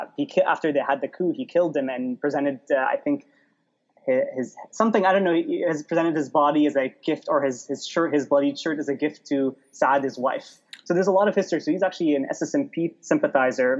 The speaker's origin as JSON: {"language": "English", "region": "Dubai", "country": "United Arab Emirates", "tie": "born or raised there", "also_born_or_lived": "Baabda District, Lebanon", "moved": "yes", "said": "I was raised in the UAE, grew up among Arabs of all sorts"}